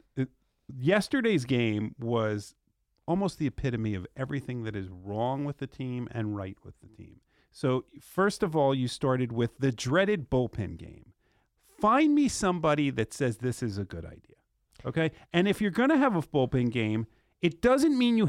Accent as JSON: {"language": "English", "region": "New Jersey", "country": "United States", "moved": "yes", "said": "I'm from North Jersey originally"}